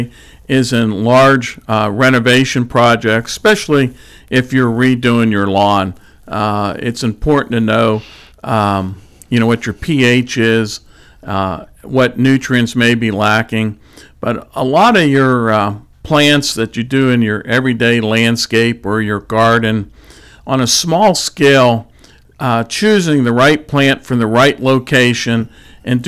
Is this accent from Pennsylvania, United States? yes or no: yes; Pittsburgh, Pennsylvania, United States; moved away as an adult; also born or lived in West Virginia; now in Marietta, United States; I'm a transplant, born and raised in Pittsburgh